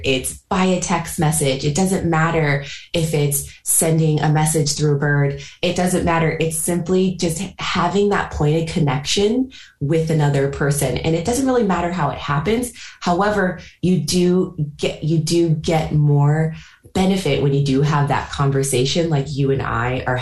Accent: California, United States; moved away as an adult; also born or lived in New York; now in United Kingdom; growing up in California, creating a new life in New York, and also just creating a new life over the last 4 years from scratch in the UK

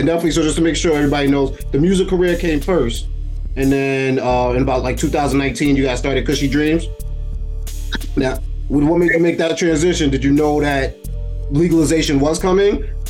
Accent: New York City, New York, United States; moved away as an adult; also born or lived in Albany, New York; now in Schenectady, United States; I grew up in Brooklyn, then I went to school up here at SUNY Albany, and just stuck, you know what I mean, in the upstate area.

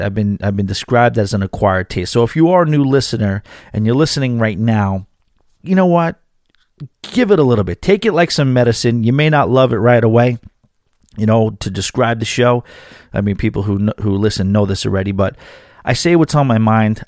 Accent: New York City, New York, United States; moved away; New York City, my hometown, a town that I probably will end up living back in at some point

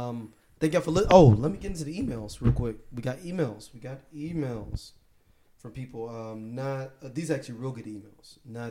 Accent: Belfast, Northern Ireland, United Kingdom; I'm actually a biracial black guy from Belfast.

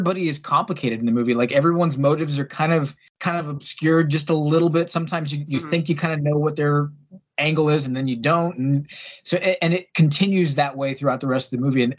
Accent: San Antonio, Texas, United States; moved away as an adult; now in Pittsburgh, United States; I was born in Texas

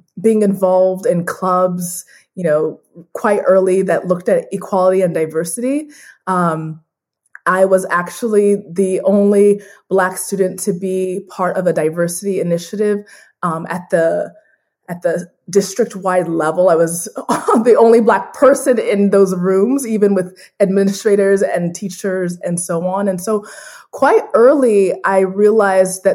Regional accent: Phoenix, Arizona, United States; I'm a first generation Nigerian American, born and raised in Phoenix, Arizona

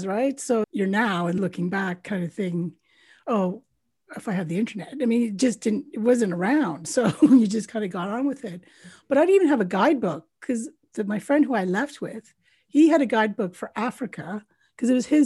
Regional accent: Canada; moved away; also born or lived in United Kingdom; I'm a Canadian Brit. So born in Canada, but I left Canada in 1993.

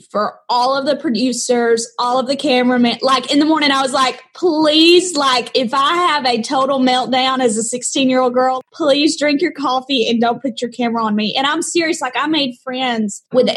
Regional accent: Muscle Shoals, Alabama, United States; accent: Southern; growing up here in Alabama

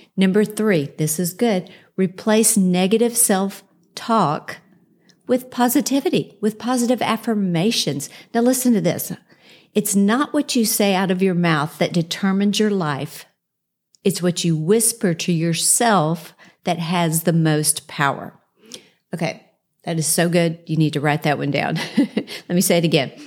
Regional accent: Houston, Texas, United States; moved away as an adult; now in Dallas, United States; We moved from Houston, where I grew up

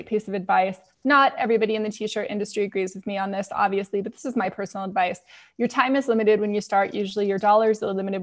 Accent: San Diego, California, United States; I grew up in San Diego

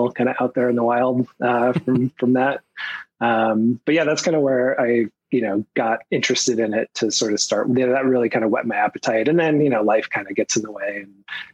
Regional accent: Portland, Oregon, United States; I'm from Portland, Oregon.

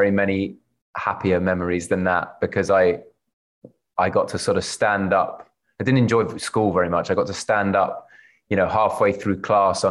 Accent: London, United Kingdom; also born or lived in Cambridge, England; I was born in Cambridge in England and grew up in South London

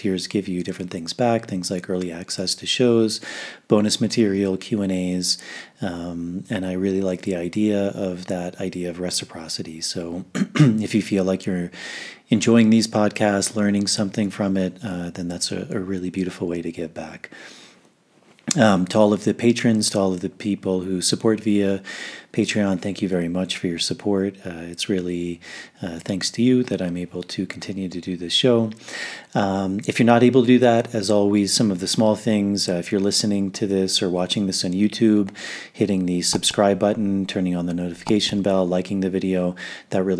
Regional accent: Washington, District of Columbia, United States; I grew up in Washington, D.C.

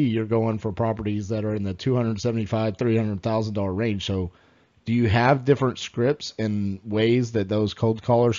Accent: Southern United States, United States; accent: Southern; my Southern accent

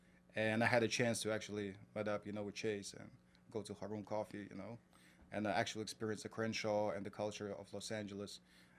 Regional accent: Kazakhstan; moved away as an adult; now in New York, United States; I grew up in Kazakhstan.

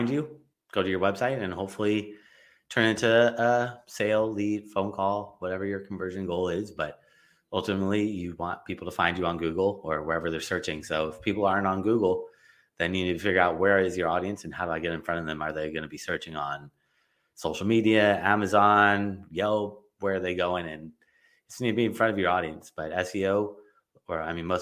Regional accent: Los Angeles, California, United States; I grew up in Los Angeles

